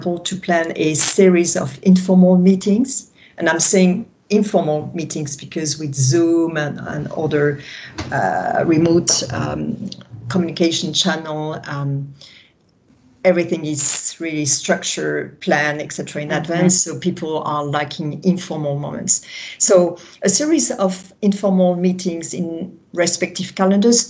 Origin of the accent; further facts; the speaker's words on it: France; accent: French; English is a second language; that's my French accent